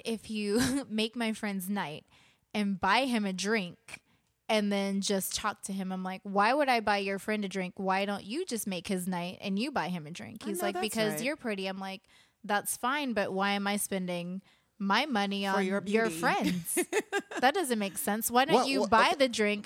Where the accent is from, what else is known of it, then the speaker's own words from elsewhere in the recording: East Coast, United States; moved away; I'm from the East Coast